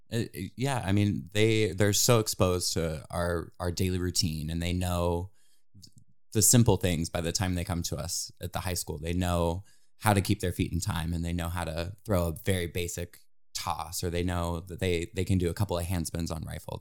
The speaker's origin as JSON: {"language": "English", "town": "New Philadelphia", "region": "Ohio", "country": "United States", "tie": "born or raised there", "moved": "as an adult", "lives_now": "Indiana, United States", "said": "grew up in New Philadelphia, Ohio"}